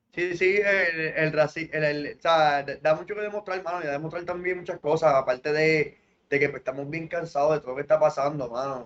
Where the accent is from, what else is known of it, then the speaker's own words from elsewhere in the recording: Puerto Rico; somos territorio de Norteamérica